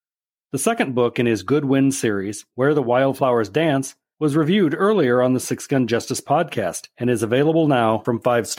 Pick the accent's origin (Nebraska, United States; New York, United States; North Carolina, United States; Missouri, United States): Nebraska, United States; I grew up in Nebraska, so that really popped.